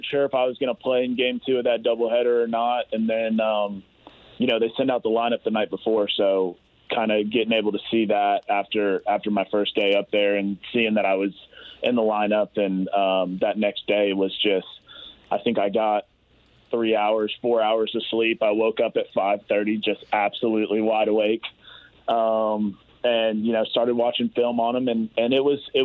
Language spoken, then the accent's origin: English; the South, United States; I'm from the South, so that's what we do down there